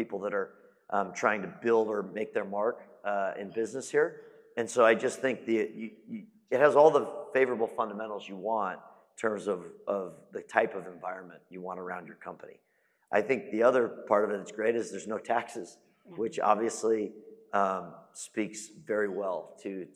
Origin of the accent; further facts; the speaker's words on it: Phoenix, Arizona, United States; moved away as an adult; also born or lived in Dallas-Fort Worth, Texas; now in Dallas, United States; I'm from Phoenix, which I think is also a phenomenal market. I've lived here now 6 years